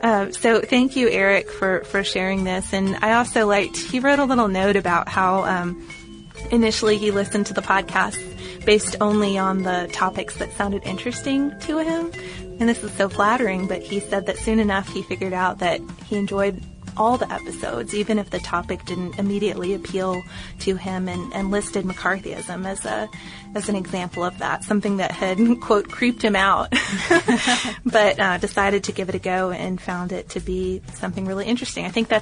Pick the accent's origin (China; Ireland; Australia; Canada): Ireland; Carlow, County Carlow; Where I grew up in Ireland, one of the main crops was sugar beet. In Carlowtown, there was a big sugar factory that only closed down a few years ago